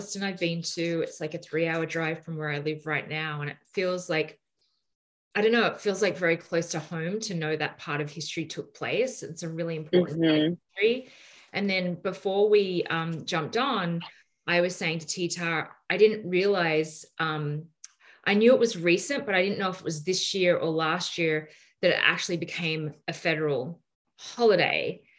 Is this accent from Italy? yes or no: no; Australia; I'm Australian, I'm not American